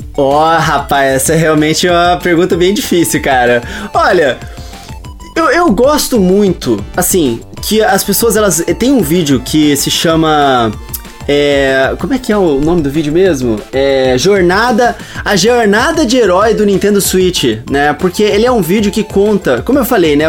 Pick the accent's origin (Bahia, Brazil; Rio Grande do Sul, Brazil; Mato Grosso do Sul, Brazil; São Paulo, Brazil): Mato Grosso do Sul, Brazil; Campo Grande; eu sou de Campo Grande, Mato Grosso do Sul